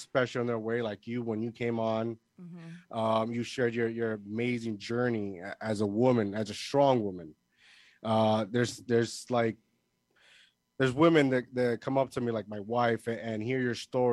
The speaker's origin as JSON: {"language": "English", "country": "Puerto Rico", "tie": "born or raised there", "moved": "as an adult", "lives_now": "New Jersey, United States", "said": "I was born here in New Jersey, but the majority of my life, I grew up in Puerto Rico. When I was 20, I think 2010, I officially moved back here on my own, and I've been here ever since"}